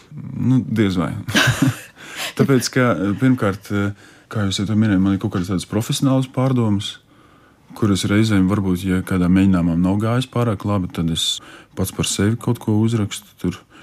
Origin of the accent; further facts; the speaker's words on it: Alūksne, Alūksne Municipality, Latvia; moved away; uz manu dzimto pusi, uz alūksni, ciemos pie vecmāmas